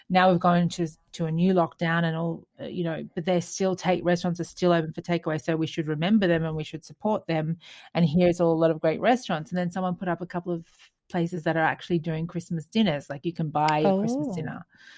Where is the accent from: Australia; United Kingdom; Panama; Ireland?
Australia; New South Wales; been at home with family, having seafood, because, of course, we are from New South Wales.